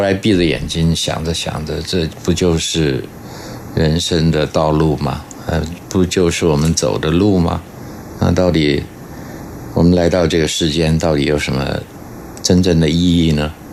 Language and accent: Chinese; Guanxi, Hsinchu County, Taiwan; 我小时候是住在新竹的关系哦